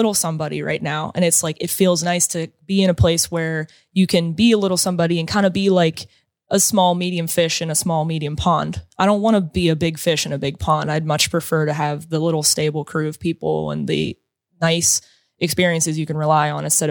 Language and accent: English; Pittsburgh, Pennsylvania, United States; also born or lived in Ohio; I grew up in the South Hills